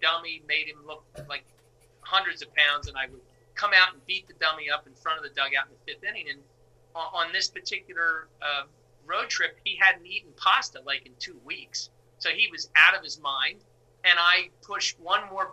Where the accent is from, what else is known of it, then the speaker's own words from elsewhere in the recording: Philadelphia, Pennsylvania, United States; as Philadelphia people with our insecurities on our sleeve